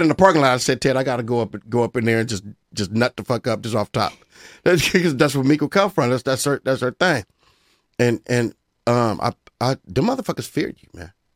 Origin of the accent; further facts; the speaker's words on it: Pomona, California, United States; I'm from Pomona.